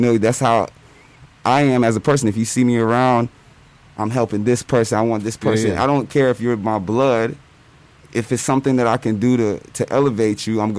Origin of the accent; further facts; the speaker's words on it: New Brunswick, New Jersey, United States; born there; I was born in New Jersey, New Brunswick, New Jersey. Both my parents, both Nigerian.